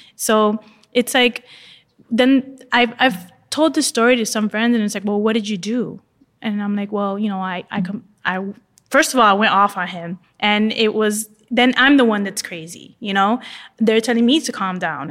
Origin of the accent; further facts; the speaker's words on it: Miami, Florida, United States; I'm from Miami. I live in my bathing suit.